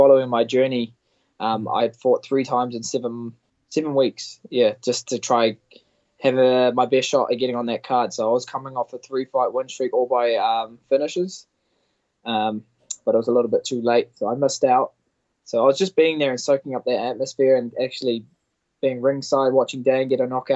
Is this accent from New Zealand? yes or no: yes; Auckland, New Zealand; my family that live about 5 hours away from my hometown in Auckland